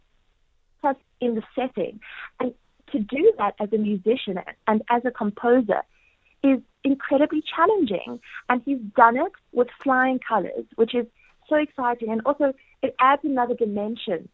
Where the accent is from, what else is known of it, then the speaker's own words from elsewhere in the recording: South Africa; moved away as an adult; now in New York City, United States; I'm home from New York City